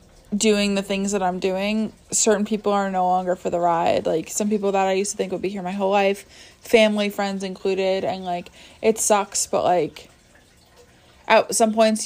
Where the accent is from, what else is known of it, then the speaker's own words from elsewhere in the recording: New York, United States; I'm from New York